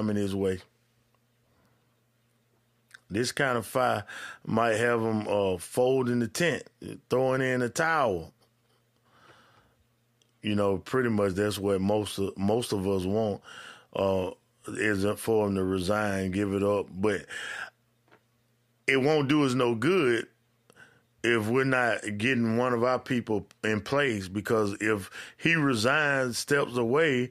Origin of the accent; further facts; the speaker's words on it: Georgia, United States; my home state of Georgia